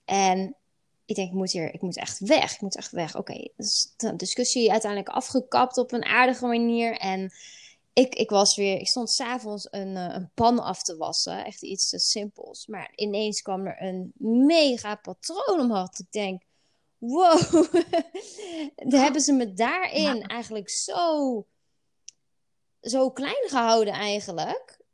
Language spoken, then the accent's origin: Dutch; Netherlands; we dat als, als Nederlanders